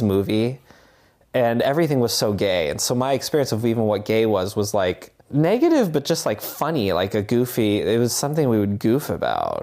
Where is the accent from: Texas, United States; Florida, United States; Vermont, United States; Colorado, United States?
Vermont, United States; Barre; I grew up in Barrie, Vermont